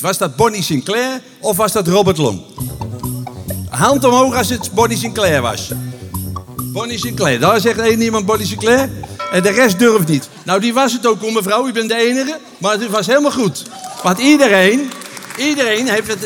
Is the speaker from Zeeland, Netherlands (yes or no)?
no; Utrecht, Netherlands; accent: plat Utrechts; mijn moeder die sprak plaat Utrecht